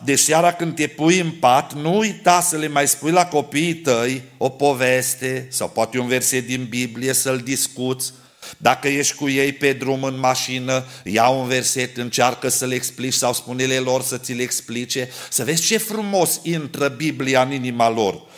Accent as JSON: {"language": "Romanian", "town": "Câmpia Turzii", "region": "Cluj County", "country": "Romania", "tie": "born or raised there", "said": "Când eram copil la noi la Câmpia Turzii"}